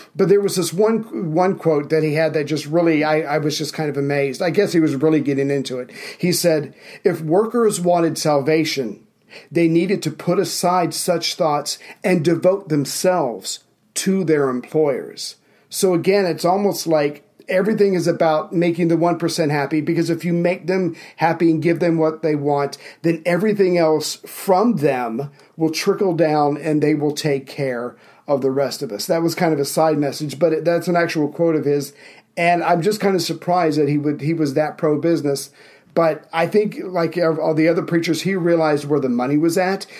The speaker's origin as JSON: {"language": "English", "country": "United States", "said": "I'm an American"}